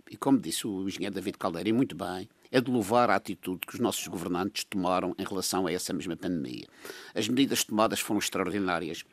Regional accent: Madeira, Portugal; Nós somos portugueses, mas somos uma ilha, somos separados

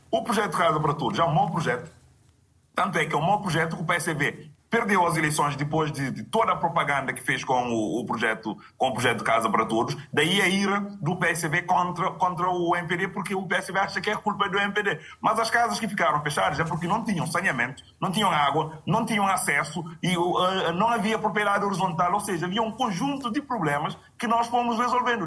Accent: Picos, Cape Verde; Picos também, que é a zona onde eu nasci

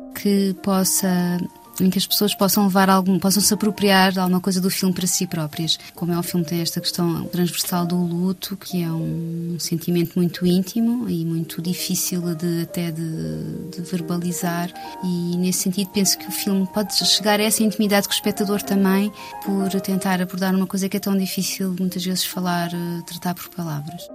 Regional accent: Portugal; o meu prédio de infância, que é na rua Cidade de Rabat, portanto, o que dá título ao filme, onde nasci e cresci

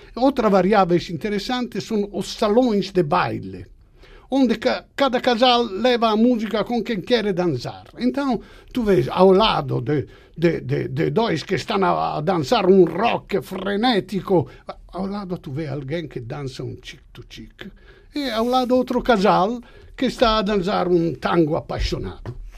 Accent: Italy; Portuguese is a second language; moved away; eu sou, sou italiano

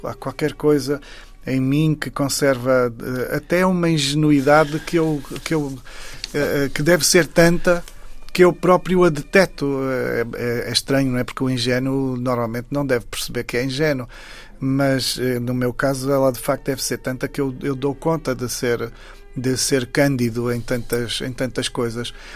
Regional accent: Saurimo, Lunda Sul, Angola; moved away; Saurim, que é exatamente a terra onde eu nasci

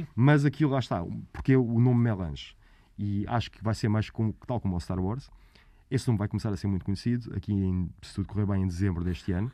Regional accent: Almada, Setúbal, Portugal; Eu sou da Almada

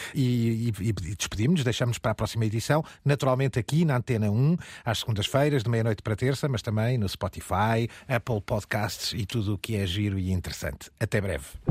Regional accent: Aveiro, Centro, Portugal; na minha terra natal, em Aveiro

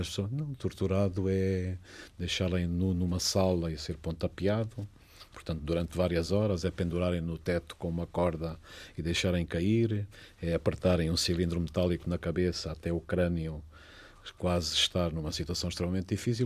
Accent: Catabola, Bié, Angola; moved away; also born or lived in Paris, France; eu nasci no Planalto Central angolano

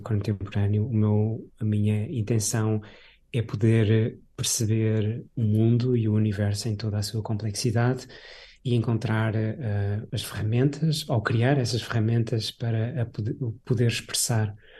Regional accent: Portugal; moved away as an adult; a vila onde eu, onde eu, onde eu cresci, no, no interior

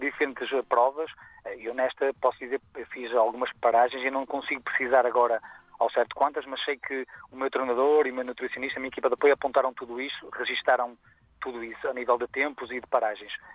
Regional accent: Guimarães, Braga, Portugal; em Guimarães, no berço da, daqui de Portugal, uhum. na minha cidade natal.

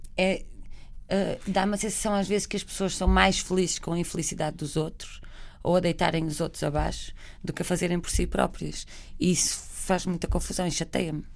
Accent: Barcelos, Norte, Portugal; moved away; Nós somos de Barcelos, a minha mãe trabalhava muito perto de Famalicão

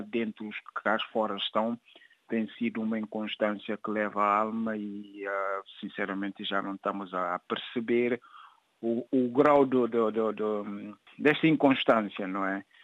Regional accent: São Domingos, Cacheu, Guinea-Bissau; moved away as an adult; now in France; minha terra natal

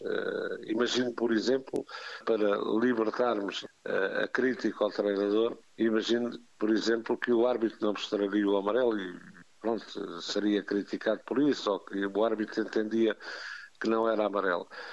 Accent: Algarve, Portugal; sou algarvio

